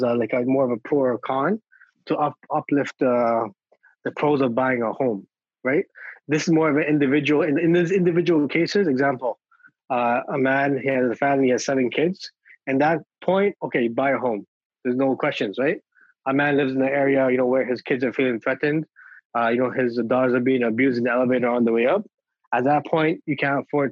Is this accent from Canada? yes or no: yes; Toronto, Ontario, Canada; I grew up in Regent Park. I live in the middle of Regent Park